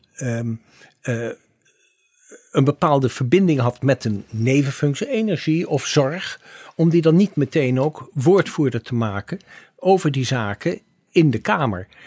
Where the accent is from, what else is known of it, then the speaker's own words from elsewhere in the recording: The Hague, South Holland, Netherlands; ik kom uit het Benoordenhout. We hebben trouwens op dezelfde middelbare school gezeten